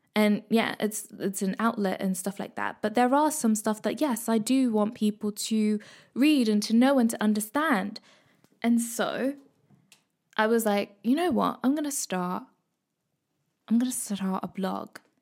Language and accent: English; Midlands, United Kingdom; I am a Kenyan East African girl born in Britain, brought up in the Midlands